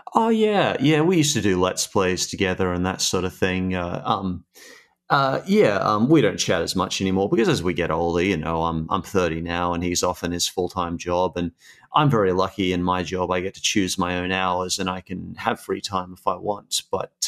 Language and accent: English; Australia; also born or lived in Sydney, New South Wales / Brisbane, Queensland; I started in Sydney when I was a kid, and then around 10 years old, I moved up to Brisbane, uh, Queensland.